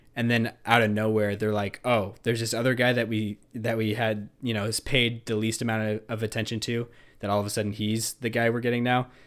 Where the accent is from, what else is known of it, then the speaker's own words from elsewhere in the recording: Nebraska, United States; we're from Nebraska, the great beef state.